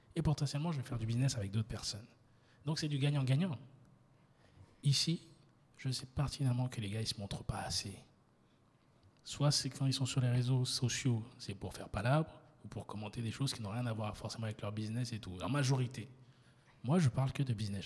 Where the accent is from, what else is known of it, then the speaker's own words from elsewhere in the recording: France; now in Côte d'Ivoire; je suis 100% ivoirien. Ma mère est baolée, mon père est baoulé, même si j'ai grandi euh, en, France et je suis rentré